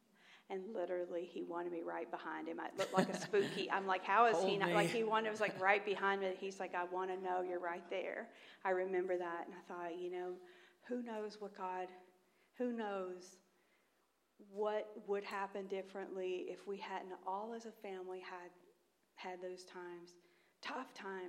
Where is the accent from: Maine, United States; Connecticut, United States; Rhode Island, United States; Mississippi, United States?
Mississippi, United States; accent: Southern; Just last week, I was in Mississippi getting my southern accent rejuvenated.